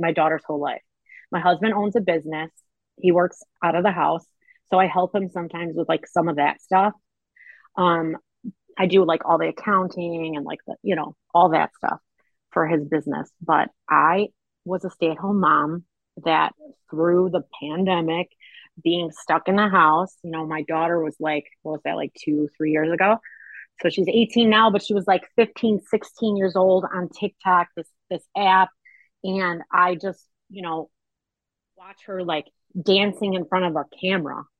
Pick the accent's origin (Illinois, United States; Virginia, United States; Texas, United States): Illinois, United States; Chicago; I'm a born and raised on the south side of Chicago girl.